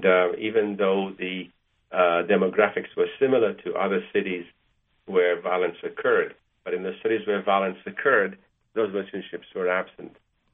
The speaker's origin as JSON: {"language": "English", "country": "Malaysia", "tie": "born or raised there", "also_born_or_lived": "Egypt", "moved": "yes", "lives_now": "United States", "said": "I didn't have Jewish friends until I came to America, because I grew up in Malaysia and in Egypt"}